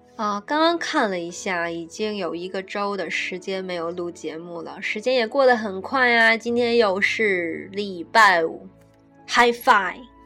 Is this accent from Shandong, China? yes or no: yes; Shandong, China; moved away as an adult; now in United Kingdom; 我说我是山东的呀